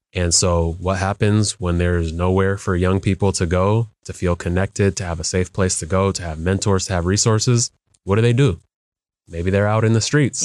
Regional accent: Skyway, Washington, United States; the lives of my brother and sister were when we lived in Skyway

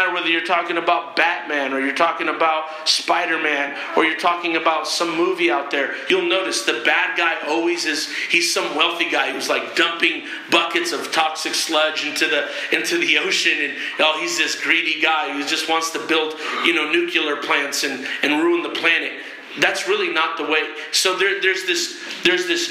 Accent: Berkeley, California, United States; I was born in Berkeley. That's the culture I came out

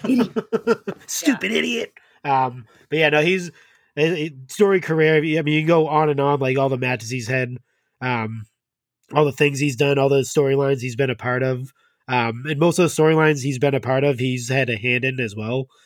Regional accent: New England, Massachusetts, United States; I'm from New England

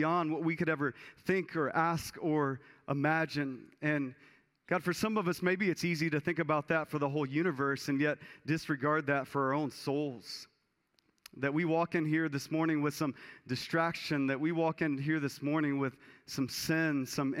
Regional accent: Texas, United States; I was a kid growing up in Texas, and my family had some land out in East Texas

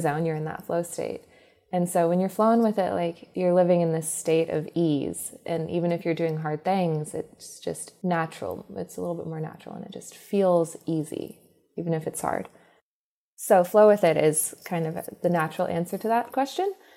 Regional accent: Alabama, United States; I'm actually Southern. I was born in Alabama

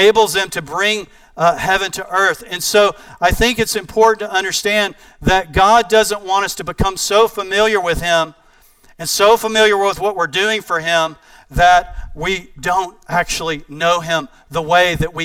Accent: East Texas, United States; I'm from East Texas

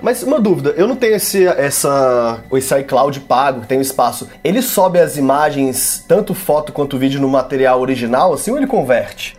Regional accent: Brasília, Federal District, Brazil; moved away as an adult; now in São Paulo, Brazil; eu sou de Brasília, mas eu moro aqui em São Paulo há quase 10 anos já

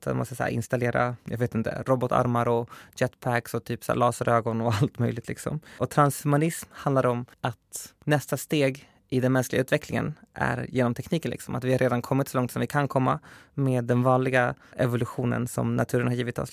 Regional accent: Skogås, Stockholm County, Sweden; min förort som sagt, Skogås

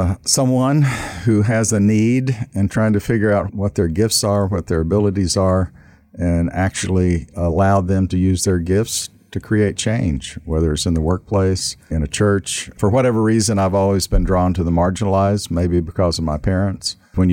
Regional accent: East Tennessee, United States; moved away as an adult; also born or lived in Northeast Alabama / Memphis, Tennessee; I grew up in the South, primarily in East Tennessee, Northeast Alabama

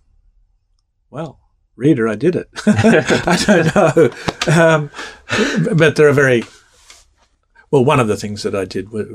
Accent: Australia; moved away as an adult; now in United States; growing up in Australia

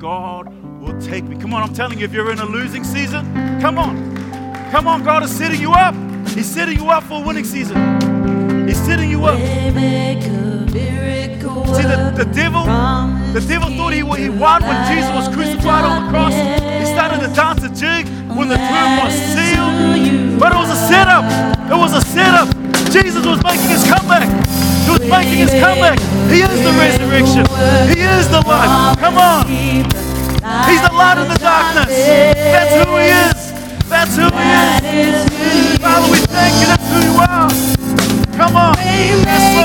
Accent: Auckland, New Zealand; when I was growing up in Mangere

